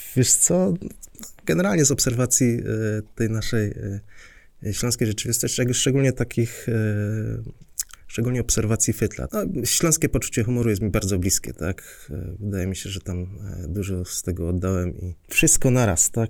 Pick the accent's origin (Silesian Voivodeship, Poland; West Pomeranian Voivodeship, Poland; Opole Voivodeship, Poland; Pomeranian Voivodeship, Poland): Silesian Voivodeship, Poland